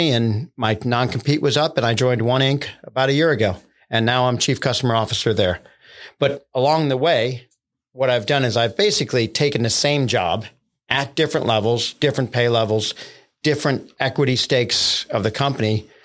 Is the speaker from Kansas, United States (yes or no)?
no; Binghamton, New York, United States; also born or lived in Brooklyn; Well, so I was born in Brooklyn, New York, uh, um, son of a um, starving artist. Uh, very little money, uh, not too much education. Um, we ended up uh, moving around as a kid. I ended up in Binghamton, New York